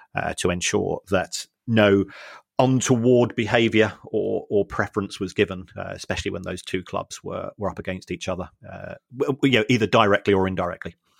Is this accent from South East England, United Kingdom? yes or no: no; London, United Kingdom; I'm from South London